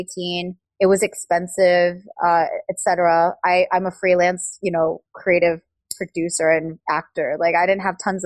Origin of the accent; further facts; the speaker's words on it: United States; being Korean American